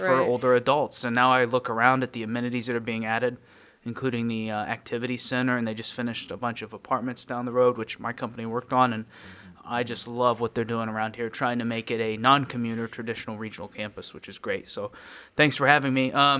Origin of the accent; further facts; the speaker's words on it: Tipton, United States; I'm from Tipton, just a tiny town up the road. I've left after high school to go to college, and immediately after graduating, I joined the military.